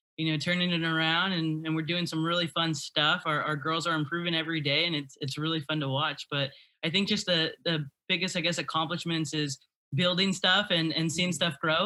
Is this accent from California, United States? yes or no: yes; Salinas, California, United States; moved away as an adult; also born or lived in Hayward, California / San Francisco, California; I came from Salinas and came out of Salinas and went to Cal State East Bay